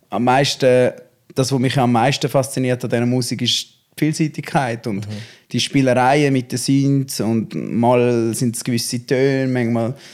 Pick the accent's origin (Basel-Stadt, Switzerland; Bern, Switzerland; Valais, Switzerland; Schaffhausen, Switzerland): Schaffhausen, Switzerland; born there; also born or lived in Zurich; Ja, es ist eigentlich, es ist Kanton, also ich bin in Schaffhausen geboren. Ja. Ich bin dort auf die Welt gekommen und äh, einmal noch kurz zu Zürich gewohnt. Und jetzt bin ich wieder ähm, in die Region zurück.